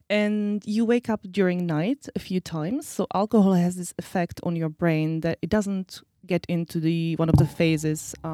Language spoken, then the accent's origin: English; Slovakia; also born or lived in Czech Republic; I'm originally from, well, I was born in Czech Republic, but uh, I am Slovak.